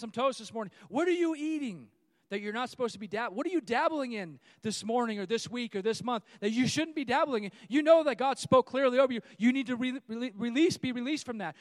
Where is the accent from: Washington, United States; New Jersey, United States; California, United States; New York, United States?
California, United States; moved away; I'm from California